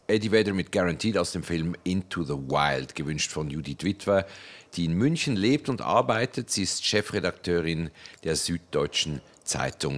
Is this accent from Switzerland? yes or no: yes; Switzerland; für mich als Schweizer